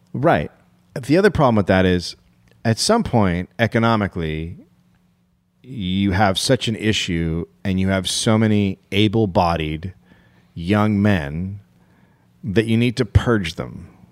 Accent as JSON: {"language": "English", "country": "United States", "said": "as an American"}